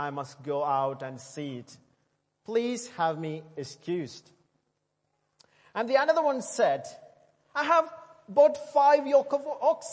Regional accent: India; now in England, United Kingdom; As an Indian

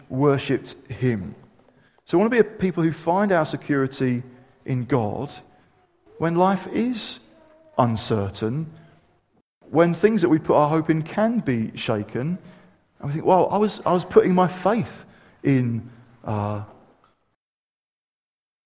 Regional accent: United Kingdom; I'm a Christian and I happen to be British

